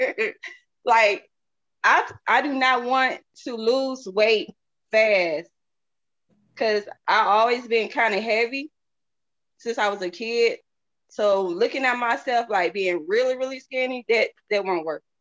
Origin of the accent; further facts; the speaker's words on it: the South, United States; Y'all. I'm from the South, so I'm, I'm country.